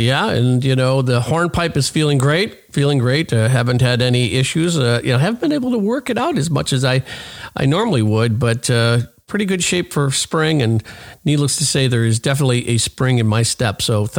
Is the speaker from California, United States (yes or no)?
no; Oak Forest, Illinois, United States; my hometown of Oak Forest.